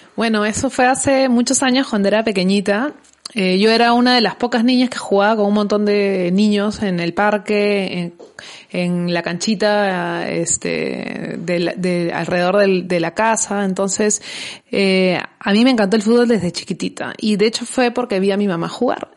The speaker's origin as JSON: {"language": "Spanish", "country": "Peru", "said": "nosotros como, como peruanos"}